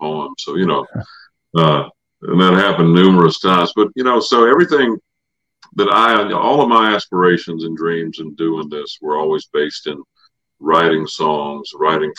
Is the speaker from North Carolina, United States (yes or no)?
yes; Samora, North Carolina, United States; moved away; my dad was in on a little bluegrass park that they built in my hometown of Samora, North Carolina.